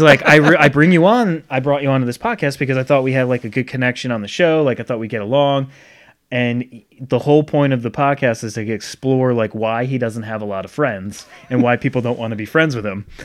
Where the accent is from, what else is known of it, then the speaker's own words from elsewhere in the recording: Rhode Island, United States; growing up in Rhode Island